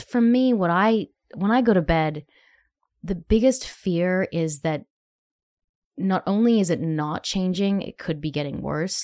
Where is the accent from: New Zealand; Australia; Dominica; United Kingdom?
Australia; now in Nashville, United States; being an Australian